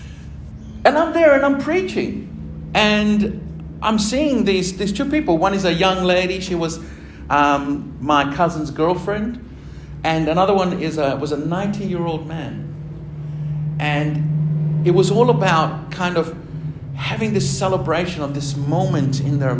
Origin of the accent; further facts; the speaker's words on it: Argentina; moved away; my home country, in Argentina